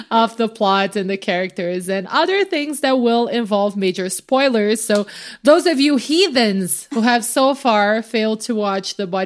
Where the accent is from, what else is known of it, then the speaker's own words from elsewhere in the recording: Brazil; moved away; for kids my age growing up in Brazil